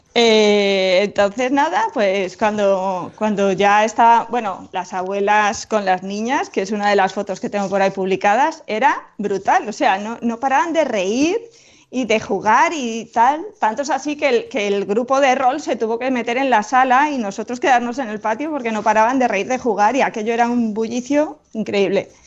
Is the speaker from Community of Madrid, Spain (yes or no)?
no; Moratilla de los Meleros, Castilla-La Mancha, Spain; estaba en mi pueblo